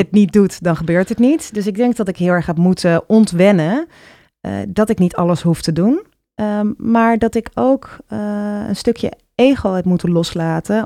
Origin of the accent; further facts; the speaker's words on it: Utrecht, Netherlands; ik ben op de Oude Gracht opgegroeid.